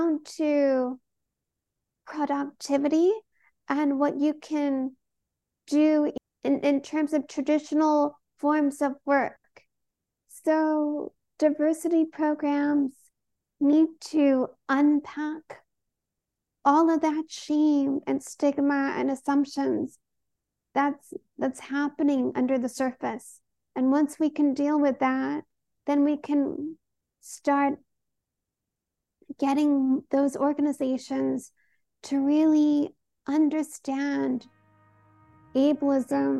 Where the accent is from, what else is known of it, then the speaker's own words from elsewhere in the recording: Oakland, California, United States; I was born and raised in Oakland, California